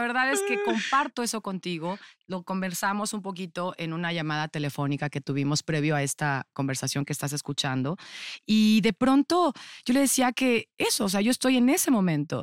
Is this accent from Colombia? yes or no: no; Cuautitlán Izcalli, State of Mexico, Mexico; yo viví toda mi infancia en Cuautitlán Izcalli